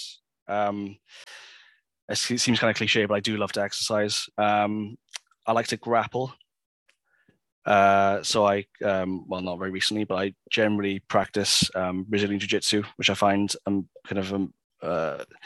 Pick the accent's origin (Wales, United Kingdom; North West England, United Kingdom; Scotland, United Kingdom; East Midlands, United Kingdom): Wales, United Kingdom; Swansea; now in Cardiff, United Kingdom; I was driving back to Swansea, where I'm from